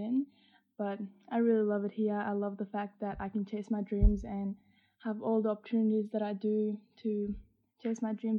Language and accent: English; Afghanistan; English is a second language; also born or lived in Iran; So I'm from Afghanistan. Both of my parents were born and raised there, but after their marriage, they moved to Iran in the hopes of creating a better life for themselves and their children. Me and my siblings were born in Iran